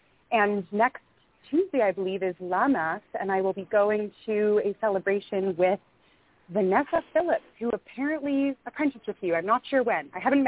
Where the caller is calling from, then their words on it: the Kootenays in British Columbia, Canada; I'm calling from the Kootenays in British Columbia.